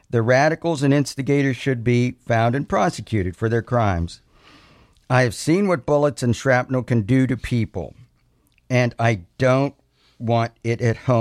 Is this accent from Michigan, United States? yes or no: no; Butler County, Pennsylvania, United States; I came from Butler County, Pennsylvania